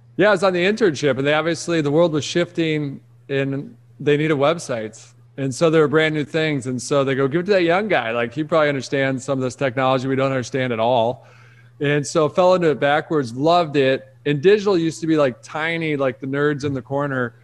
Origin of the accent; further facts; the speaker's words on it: Rochester, Michigan, United States; I grew up in Detroit, outside of Detroit